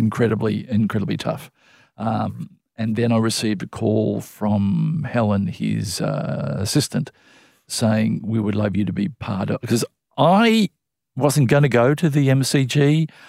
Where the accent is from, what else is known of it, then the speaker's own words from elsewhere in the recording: Melbourne, Victoria, Australia; I grew up in in Melbourne